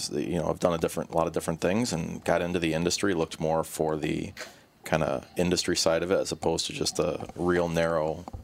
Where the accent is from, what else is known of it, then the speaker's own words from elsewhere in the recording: Illinois, United States; married a Minnesota girl, 'cause I'm from Illinois, so here I am.